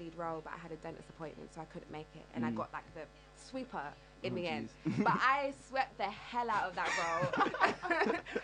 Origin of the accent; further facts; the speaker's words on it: London, United Kingdom; I'm from the East End of London